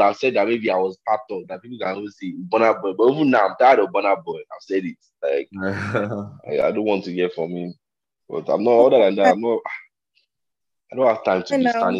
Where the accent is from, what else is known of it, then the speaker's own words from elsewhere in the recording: Nigeria; I'm Nigerian